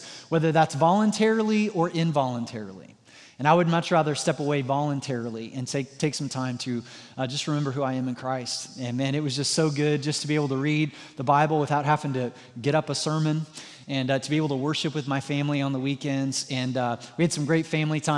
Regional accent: Southwest Missouri, United States; moved away as an adult; now in Indiana, United States; I'm like from Southwest Missouri

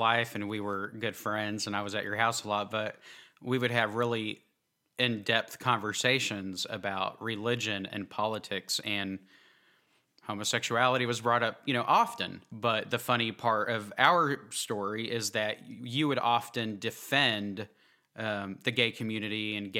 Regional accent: Oklahoma, United States; also born or lived in New Jersey; So I was born in New Jersey, actually, and I still have a lot of family up there. My dad was in the Air Force, so we actually ended up moving to Oklahoma when I wasn't even 1 year old, I think.

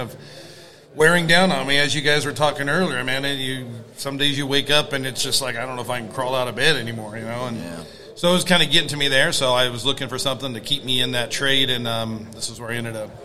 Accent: Sacramento, California, United States; I'm from Sacramento, California

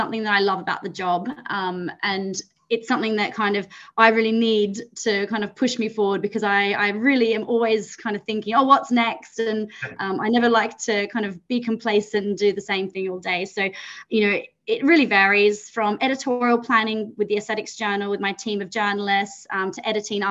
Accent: Australia; moved away as an adult; also born or lived in New Zealand (ancestry); now in London, United Kingdom; I'm from Australia originally

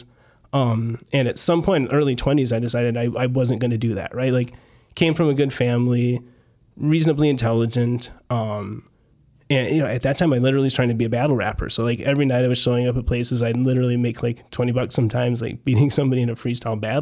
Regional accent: Chicago, Illinois, United States; born or raised there; also born or lived in Oregon

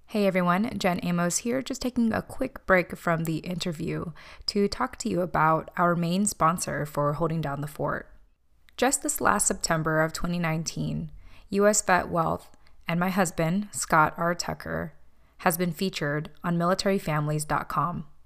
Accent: Japan; born there; I was a military child with immigrant parents from the Philippines that was born in Japan.

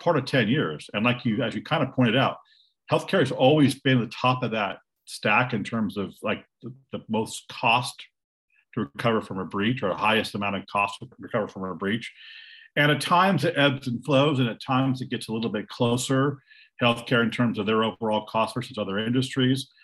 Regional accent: Silicon Valley, California, United States; I am calling you from Silicon Valley. I was born in Silicon Valley.

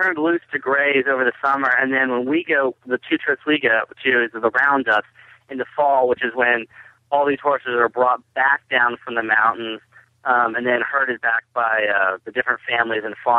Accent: Oklahoma, United States; I wasn't really raised on horses, but I grew up in Oklahoma.

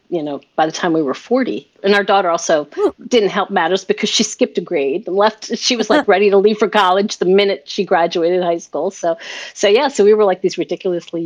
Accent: York, Pennsylvania, United States; I'm from a place called York, Pennsylvania.

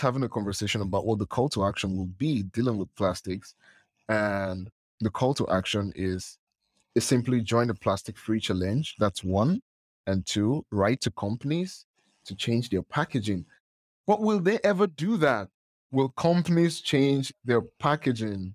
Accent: Nigeria; I'm from Nigeria

